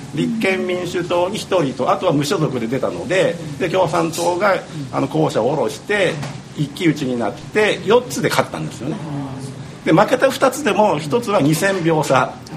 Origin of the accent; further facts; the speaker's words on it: Niigata, Japan; moved away; 僕新潟県の出身